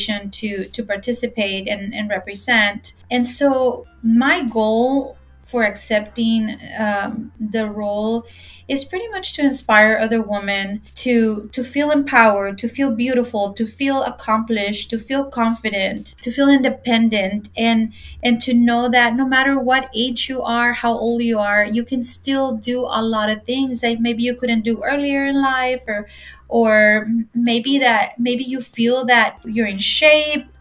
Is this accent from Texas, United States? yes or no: yes; Del Rio, Texas, United States; also born or lived in Ciudad Acuña, Coahuila, Mexico; I was born and raised in Del Rio, Texas, a border town